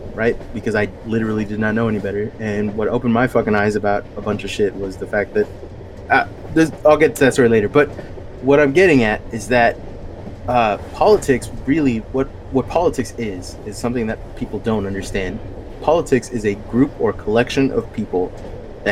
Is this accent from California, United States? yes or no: yes; Bay Area, California, United States; I'm from the Bay Area.